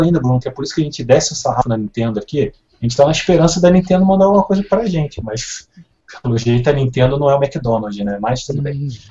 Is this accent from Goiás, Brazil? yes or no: no; Rio de Janeiro, Brazil; eu sou carioca